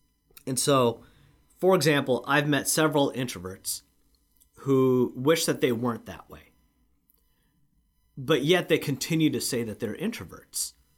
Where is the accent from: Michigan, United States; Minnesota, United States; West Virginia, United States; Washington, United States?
Washington, United States; Lacey; in Washington State, where I grew up in the Lacey area, elementary school is kindergarten through 6th grade.